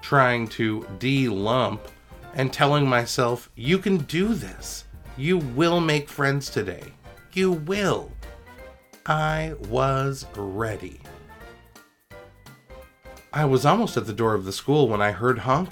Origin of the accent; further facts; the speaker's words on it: Toronto, Ontario, Canada; I was growing up in Scarborough, which was and is this amazing mix of people from all parts of the world